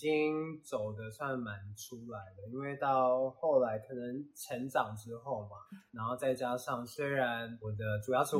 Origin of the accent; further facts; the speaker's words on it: Taiwan; 我们台湾人